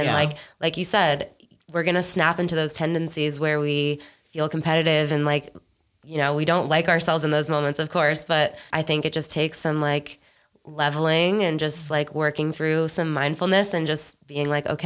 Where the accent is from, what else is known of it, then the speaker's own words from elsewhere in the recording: Boston, Massachusetts, United States; also born or lived in Washington, District of Columbia, United States / North Carolina; now in Denver, United States; I'm from Boston.